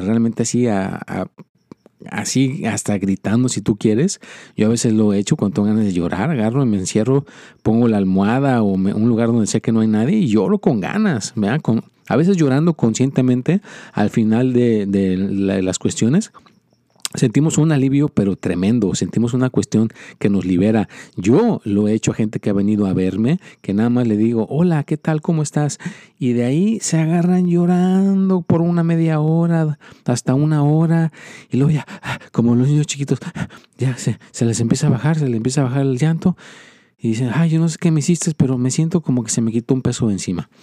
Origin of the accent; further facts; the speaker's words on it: Mexico; moved away; yo soy mexicano